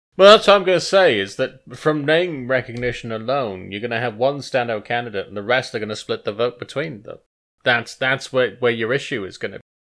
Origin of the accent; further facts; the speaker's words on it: Wales, United Kingdom; I am Welsh.